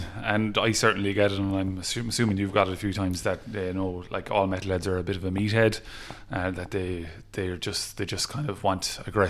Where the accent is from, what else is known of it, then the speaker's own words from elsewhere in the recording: Clare, Munster, Ireland; moved away as an adult; now in Limerick, Ireland; I'm from Clare, but I'm about 20, 25 minutes.